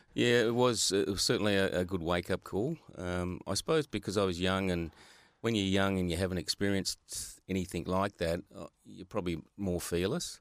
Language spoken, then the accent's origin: English; Australia; I was from Hilton Park, Hilton Park Primary School.